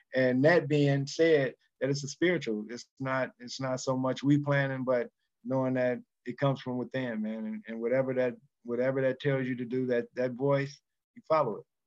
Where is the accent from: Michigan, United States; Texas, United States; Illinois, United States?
Illinois, United States; Chicago; I'm from Chicago